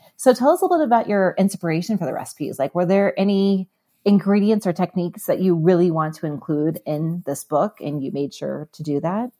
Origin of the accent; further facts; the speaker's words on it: Midwest, United States; I grew up in the Midwest